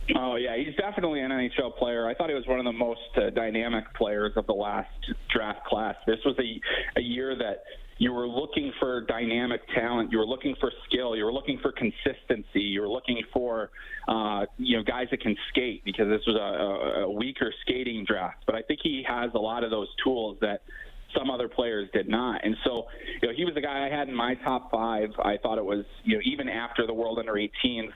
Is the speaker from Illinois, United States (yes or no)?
yes; Chicago, Illinois, United States; also born or lived in eastern Iowa; now in Iowa, United States; I grew up in Chicago and on the Southwest side